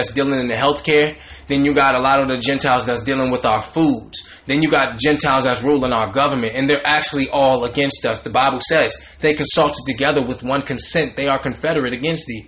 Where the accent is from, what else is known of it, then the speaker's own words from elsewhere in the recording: the South, United States; Growing up in the South, in the hood, the ghetto